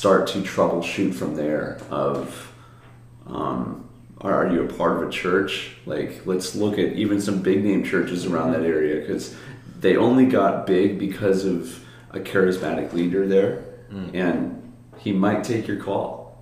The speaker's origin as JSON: {"language": "English", "town": "Lake Zurich", "region": "Illinois", "country": "United States", "tie": "born or raised there", "moved": "yes", "lives_now": "Hawaii, United States", "said": "I'm from Lake Zurich, Illinois"}